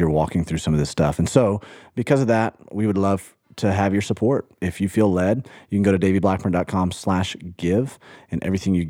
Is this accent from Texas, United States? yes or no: no; Birmingham, Alabama, United States; In my neighborhood growing up in Birmingham, Alabama